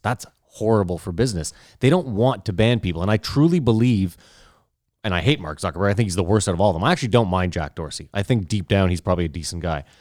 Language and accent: English; Canada; we're Canadian